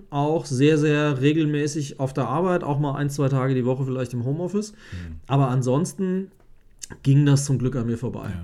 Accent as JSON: {"language": "German", "region": "West Germany", "country": "Germany", "tie": "born or raised there", "said": "Ich bin halt im Westen aufgewachsen und dann ist es dann so."}